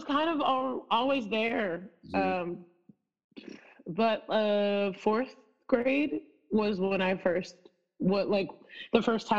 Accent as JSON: {"language": "English", "town": "Spring Valley", "region": "New York", "country": "United States", "tie": "born or raised there", "also_born_or_lived": "Brooklyn / Long Island", "said": "But then after I was 5, we moved to Rockland County, New York."}